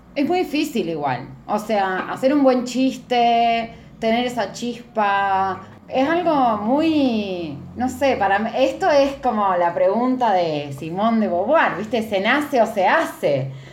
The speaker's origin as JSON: {"language": "Spanish", "country": "Argentina", "said": "ser argentina"}